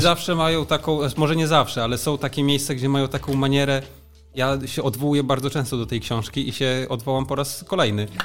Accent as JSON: {"language": "Polish", "town": "Frombork", "region": "Warmian-Masurian Voivodeship", "country": "Poland", "tie": "born or raised there", "said": "Ja wychowałem się we Fromborku"}